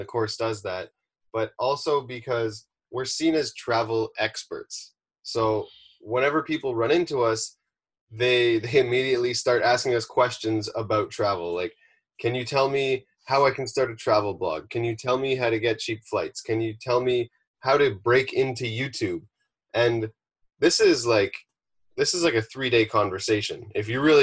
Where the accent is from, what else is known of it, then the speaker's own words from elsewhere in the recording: Ontario, Canada; moved away as an adult; also born or lived in British Columbia; now in Malibu, United States; We drove across Canada from Ontario, settled there